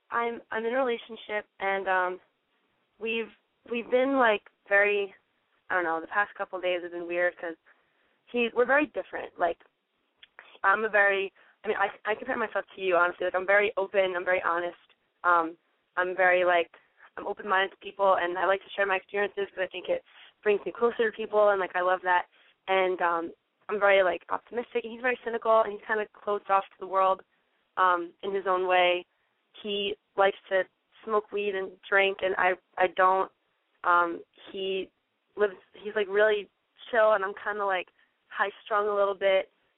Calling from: New Jersey, United States; I'm calling from New Jersey. I'm 18 years old

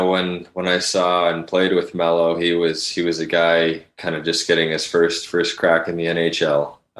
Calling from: Washington, District of Columbia, United States; From DC.

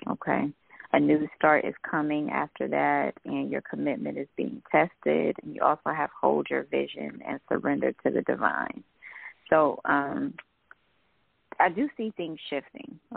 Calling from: Georgia, United States; I'm calling from Georgia. Okay. I'm … from Georgia.

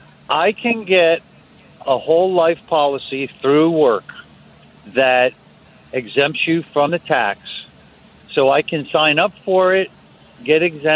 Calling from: Washington, United States; I'm calling from Washington State

